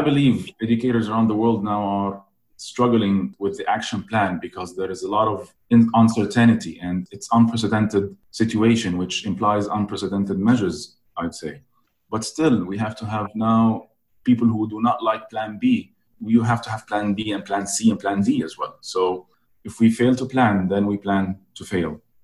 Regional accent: Egypt; I'm born in Egypt

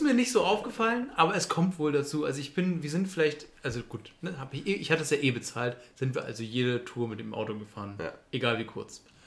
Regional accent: Germany; wir als Deutsche

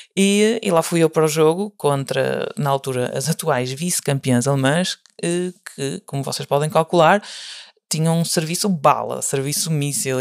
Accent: Portugal; moved away as an adult; now in Germany; eu sou de Portugal, ou seja, não era local

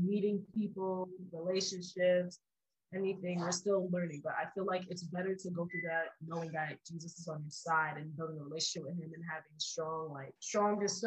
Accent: New York City, New York, United States; I'm from New York City, so it gets really cold.

